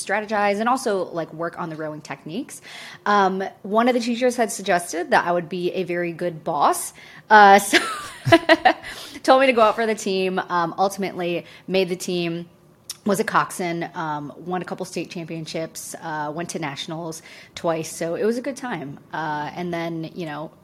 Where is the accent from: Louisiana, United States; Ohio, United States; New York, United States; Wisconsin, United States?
New York, United States; Syracuse; I grew up in Syracuse, New York, so big on basketball, decently big at football